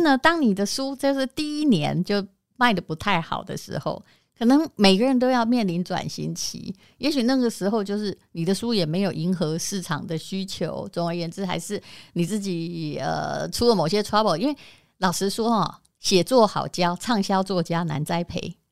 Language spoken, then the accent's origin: Chinese; Yilan County, Taiwan; now in Taipei, Taiwan; 我也是宜兰人啊，我的意思说我也是在很乡下的地方